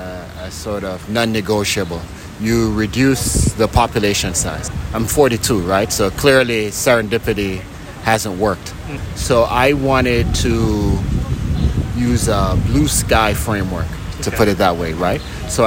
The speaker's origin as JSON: {"language": "English", "country": "Jamaica", "tie": "born or raised there", "moved": "yes", "lives_now": "United States", "said": "I was born in Jamaica, okay. And spent a good chunk, not just a good chunk, damn near all my adult life in the U.S."}